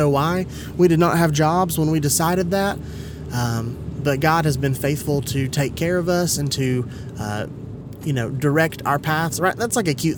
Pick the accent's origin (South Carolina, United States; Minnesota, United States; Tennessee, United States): Tennessee, United States; Kingsport; also born or lived in Johnson City, Tennessee; I grew up in Indian Springs